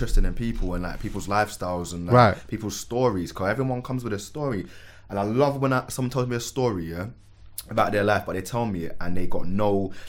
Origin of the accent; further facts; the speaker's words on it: Manchester, North West England, United Kingdom; also born or lived in Lewisham, London; I was born in Lewisham Hospital, but raised in Manchester?